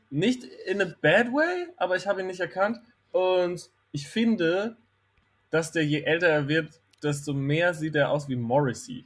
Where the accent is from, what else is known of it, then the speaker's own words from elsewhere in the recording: Herxheim bei Landau, Rhineland-Palatinate, Germany; moved away as an adult; also born or lived in Kandel; ich bin in Kandel geboren, weil in Herxheim bei Landau in der Pfalz, wo ich aufgewachsen Ach. bin, gibt es kein Krankenhaus.